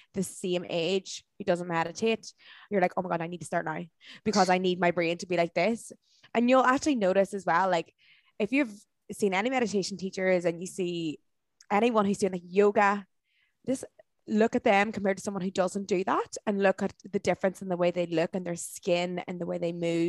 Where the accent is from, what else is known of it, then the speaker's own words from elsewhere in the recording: Dublin, Leinster, Ireland; places like Dublin, my hometown